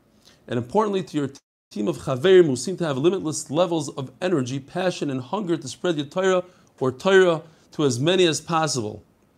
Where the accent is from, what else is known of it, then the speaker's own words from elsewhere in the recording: Edgware, London, United Kingdom; I'm from Edgware in London.